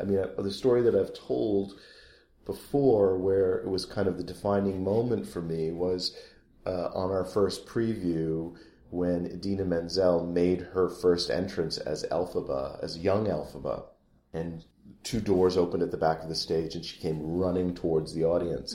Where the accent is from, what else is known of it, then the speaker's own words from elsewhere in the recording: Rockford, Illinois, United States; I grew up in Rockford, Illinois.